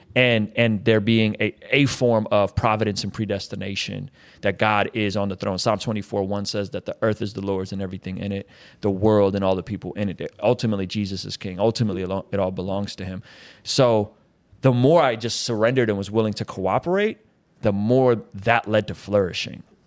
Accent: San Diego, California, United States; also born or lived in Baku, Azerbaijan; I grew up in San Diego

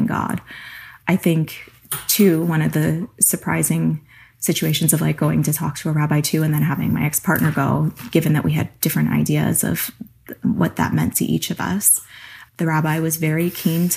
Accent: East Coast, United States; now in California, United States; I grew up on the East Coast

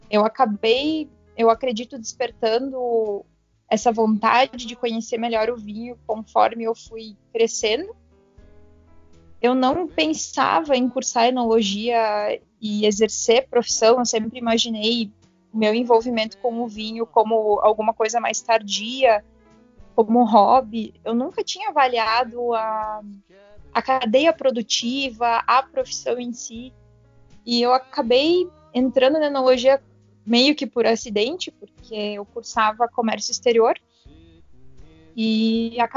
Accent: Teutônia, Rio Grande do Sul, Brazil; now in Bento Gonçalves, Brazil; me mudei para Bento. Eu até então morava na minha cidade natal, que é Teutônia. Então eu vim para Bento em 2015, assim, me aventurar na enologia

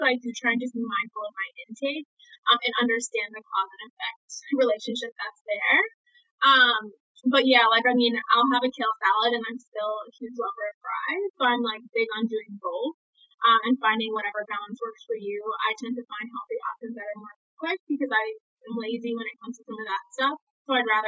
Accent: New York City, New York, United States; accent: American; being born and raised in Brooklyn, New York

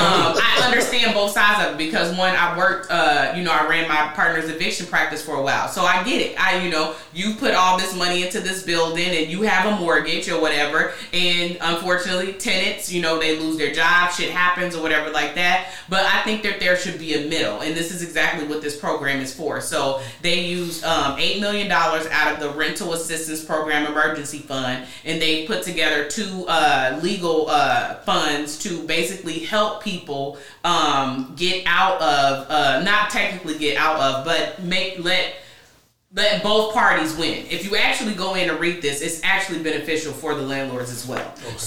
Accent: Carbondale, Illinois, United States; Carbondale, born and raised.

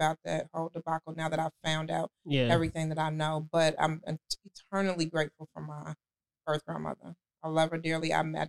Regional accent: Chicago, Illinois, United States; also born or lived in Evanston; I'm from Chicago, yes.

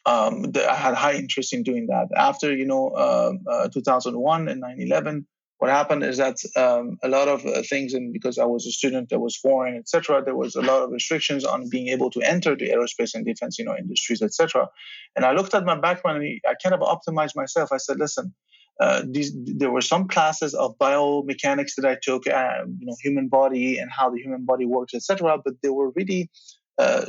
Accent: Belgium; moved away as an adult; also born or lived in Tehran, Iran / Charlottesville, Virginia, United States; now in United States; I grew up in Belgium, and I was born in Iran, Tehran, and then came to Belgium when I was nine

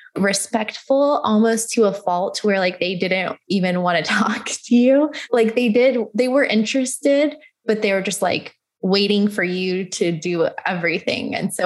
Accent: United States; especially being American, we kind of see it as you guys are really enjoying your lifestyle.

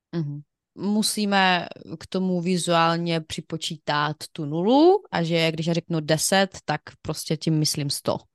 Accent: Ukraine; Czech is a second language; now in Czech Republic; u nás na Ukrajině my říkáme 200 gramů

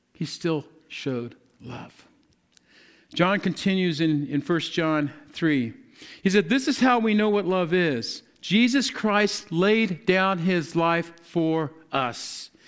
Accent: the South, United States; I'm, I'm from the South

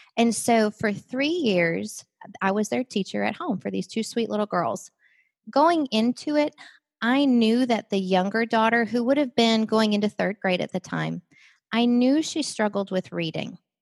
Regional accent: Wisconsin, United States; I grew up in Wisconsin

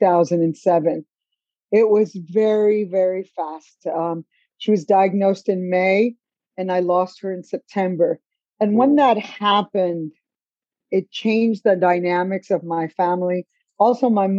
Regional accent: Chicago, Illinois, United States; moved away as an adult; also born or lived in Cuba; now in Atlanta, United States; I grew up in Chicago, Illinois, in a Polish and Italian neighborhood

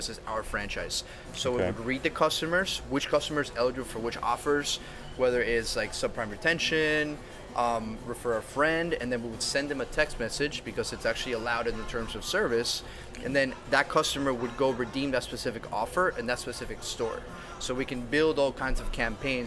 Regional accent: Venezuela; now in Miami, United States; I'm from originally from Venezuela, but my grandparents are European

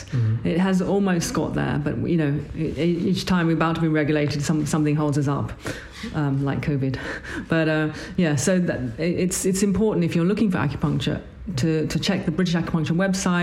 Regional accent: Bangkok, Thailand; moved away as an adult; now in London, United Kingdom; I was born in Thailand, in Bangkok, and my father is Chinese, Thai, and my mother's English

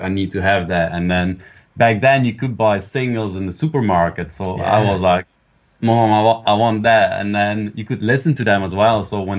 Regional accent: Belgium; English is a second language; In Belgium, yeah.

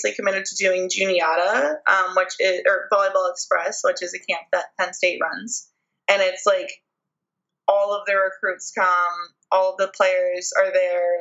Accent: Canada; being Canadian

